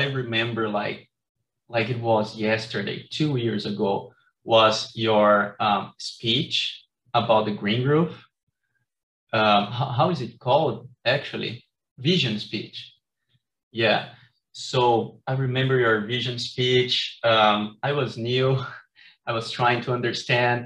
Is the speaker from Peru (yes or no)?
no; Brazil; now in Carbondale, United States; I'm from Brazil